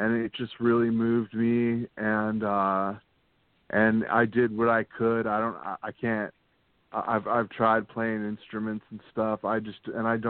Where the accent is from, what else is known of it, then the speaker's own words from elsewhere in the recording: San Diego, California, United States; I grew up in San Diego, so I went to the San Diego Comic Con every